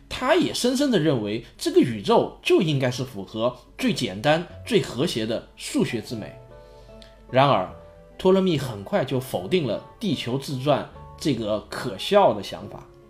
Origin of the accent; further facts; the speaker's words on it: China; 那我们中国人呢